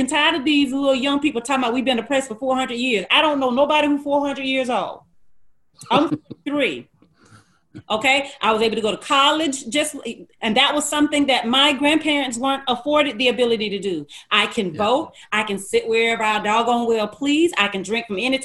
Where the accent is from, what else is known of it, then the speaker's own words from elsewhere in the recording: Gordon, Alabama, United States; Where we lived, because I'm from Gordon, Alabama, which is a small town outside of Dothan, Alabama. And where we lived, I think they were still having KKK meetings when I was a little girl